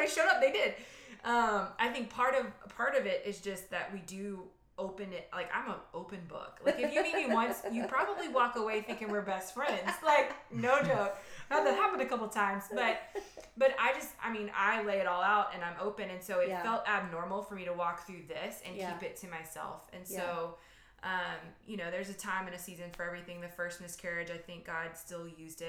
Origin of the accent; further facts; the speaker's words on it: Louisiana, United States; we're from Louisiana